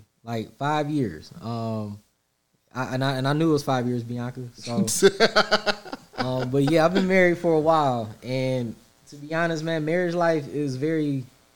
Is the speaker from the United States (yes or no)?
yes; Pontiac, Michigan, United States; I'm from the hood. Like, I'm from Pontiac